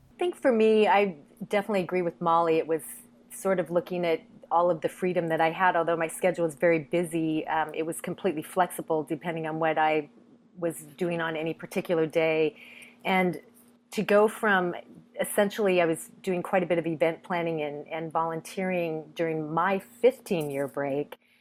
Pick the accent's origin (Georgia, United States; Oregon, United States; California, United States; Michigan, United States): Oregon, United States; Eugene; I'm from Eugene, Oregon, where the University of Oregon is located